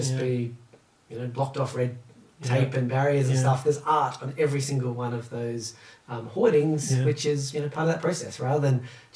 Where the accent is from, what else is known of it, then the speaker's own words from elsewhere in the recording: South Australia, Australia; moved away as an adult; now in Melbourne, Australia; I grew up in South Australia